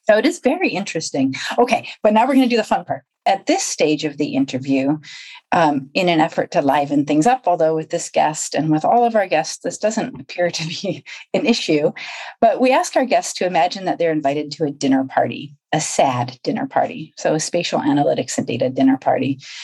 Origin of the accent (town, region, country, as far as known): Rhode Island, United States; moved away as an adult; now in United Kingdom